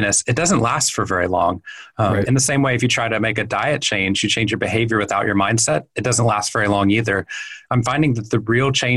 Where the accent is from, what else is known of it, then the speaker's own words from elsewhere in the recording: Waco, Texas, United States; moved away as an adult; also born or lived in Boston, Massachusetts; I grew up in Waco, Texas